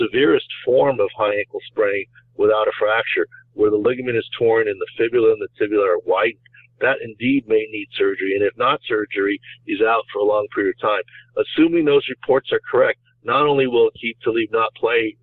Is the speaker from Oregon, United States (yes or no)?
no; San Diego, California, United States; San Diego State made it to, I think, 20th, my hometown football team